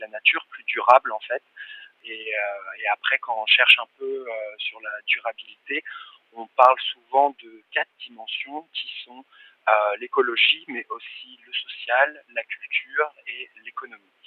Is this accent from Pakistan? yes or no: no; Paris, Île-de-France, France; j'ai grandi à Paris